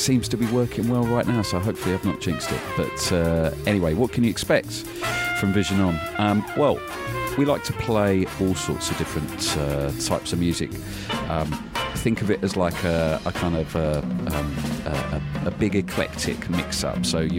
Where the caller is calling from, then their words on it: Brighton, South East England, United Kingdom; So yes, I'm coming from Brighton, down on the south coast of the UK